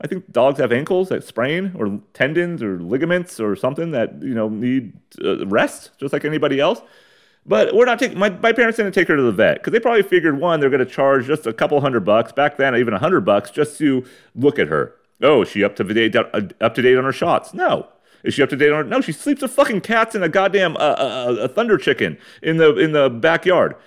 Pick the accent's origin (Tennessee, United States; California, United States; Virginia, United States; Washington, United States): California, United States; San Diego; I'm from San Diego, East County